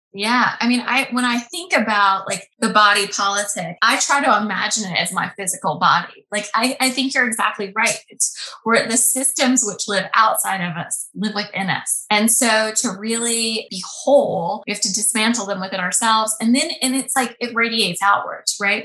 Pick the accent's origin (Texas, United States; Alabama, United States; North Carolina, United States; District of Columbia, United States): Alabama, United States; moved away as an adult; also born or lived in Boston; I grew up in Alabama mm. in a little town, went to a public school